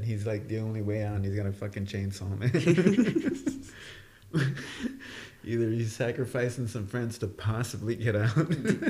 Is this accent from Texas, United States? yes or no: yes; Texas, United States; I'm from Texas